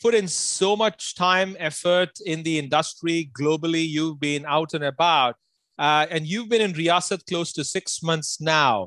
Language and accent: English; Amritsar, Punjab, India; moved away; my hometown in Amritsar